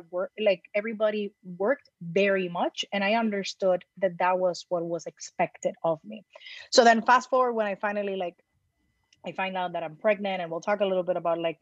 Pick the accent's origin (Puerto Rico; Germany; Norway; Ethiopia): Puerto Rico; moved away as an adult; now in New York City, United States; born and raised in Puerto Rico